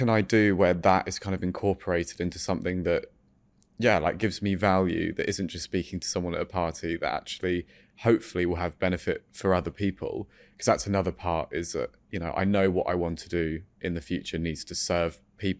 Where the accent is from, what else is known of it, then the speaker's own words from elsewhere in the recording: France; So I grew up in France, and I don't really have many memories, if I'm honest, from that time, but I was very happy.